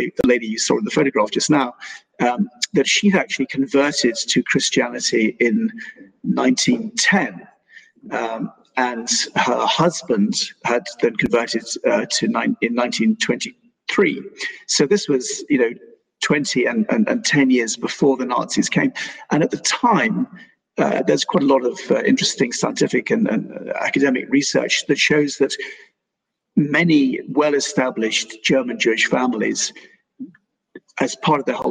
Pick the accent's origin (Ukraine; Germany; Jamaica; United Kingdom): United Kingdom; I'm British by birth, I'm British by conviction and by upbringing and by manners